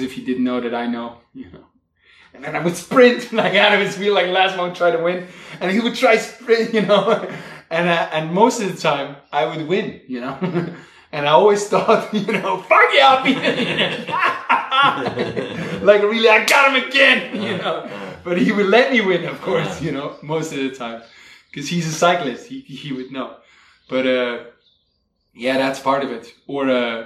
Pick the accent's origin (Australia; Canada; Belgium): Belgium; Flanders; moved away; I was raised in Flanders Fields, where it was like the mecca of the world for cycling